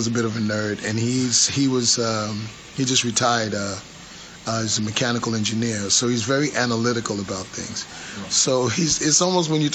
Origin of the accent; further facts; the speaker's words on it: New York City, New York, United States; growing up in the Bronx, I grew up in public housing